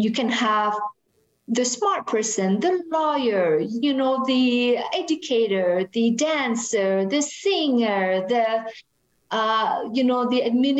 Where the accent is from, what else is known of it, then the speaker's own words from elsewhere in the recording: Canada; It's very hard for us to do that if we were raised in Canada.